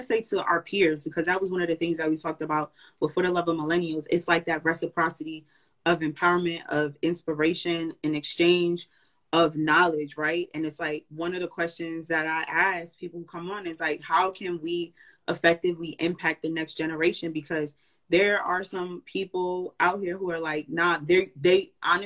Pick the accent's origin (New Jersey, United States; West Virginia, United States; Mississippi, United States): New Jersey, United States; I'm from Jersey too